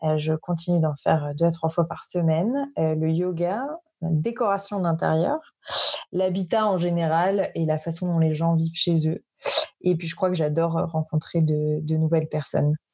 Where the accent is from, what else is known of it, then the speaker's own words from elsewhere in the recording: Paris suburbs, Île-de-France, France; moved away as an adult; also born or lived in Dublin, Ireland / Madrid, Spain; now in Bordeaux, France; je viens de banlieue parisienne